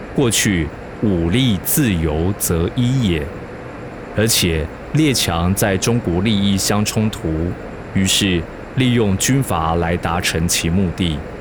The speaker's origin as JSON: {"language": "Chinese", "country": "Taiwan", "said": "我是一九八三年出生的，民国八十七年我升上高中"}